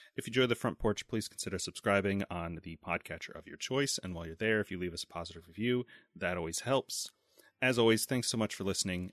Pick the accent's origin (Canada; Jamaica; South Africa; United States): United States; I'm an American